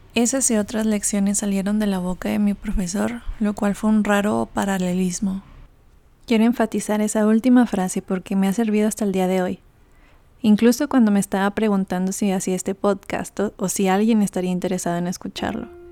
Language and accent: Spanish; Mexico; moved away as an adult; me abren las puertas por ser mexicana